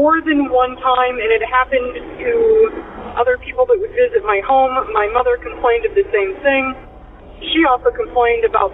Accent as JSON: {"language": "English", "region": "Illinois", "country": "United States", "said": "I am from Illinois"}